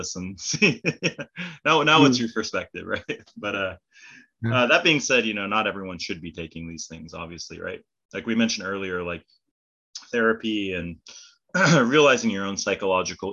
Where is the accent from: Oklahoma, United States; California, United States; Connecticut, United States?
California, United States; growing up in California